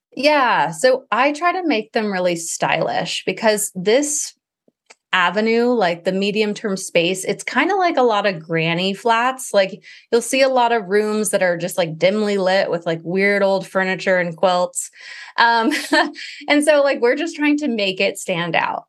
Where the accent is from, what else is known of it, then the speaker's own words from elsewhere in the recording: Maui, Hawaii, United States; I grew up in Maui